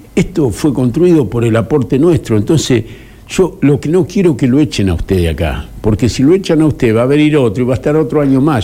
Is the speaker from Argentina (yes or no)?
yes; Argentina; Los argentinos nos sentimos en libertad